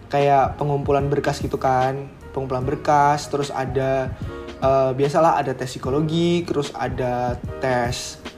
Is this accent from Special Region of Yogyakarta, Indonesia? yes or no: yes; Yogyakarta, Special Region of Yogyakarta, Indonesia; kalau aku dari Jogja, asli juga Jogja, jadi ya sekarang ada di Jogja sih.